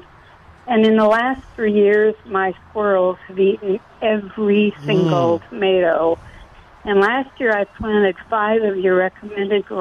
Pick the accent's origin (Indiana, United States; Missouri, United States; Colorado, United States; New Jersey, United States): Colorado, United States; now in Texas, United States; I grew up in Colorado